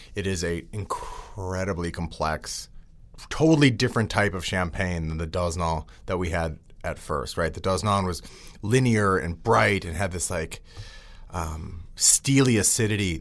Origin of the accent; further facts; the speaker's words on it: outside of Milwaukee, Wisconsin, United States; growing up outside of Milwaukee